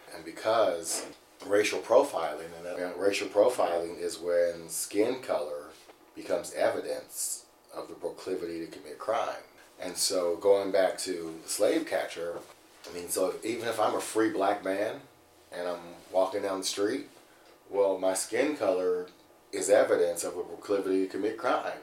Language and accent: English; Cincinnati, Ohio, United States; I'm born and raised in Cincinnati